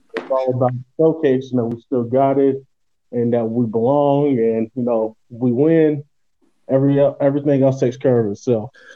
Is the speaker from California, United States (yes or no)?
no; Louisville, Kentucky, United States; moved away as an adult; now in Poland; I'm from Louisville, Kentucky, and I'm from the United States.